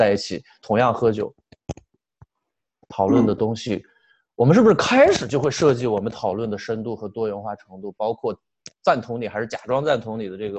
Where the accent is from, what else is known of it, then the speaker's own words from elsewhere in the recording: China; 我们中国人经常心里还想，我是不是这个英语不好啊？